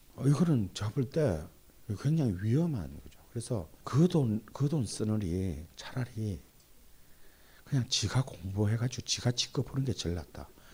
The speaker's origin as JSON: {"language": "Korean", "region": "Busan", "country": "South Korea", "tie": "born or raised there", "said": "특히 제 고향 부산에"}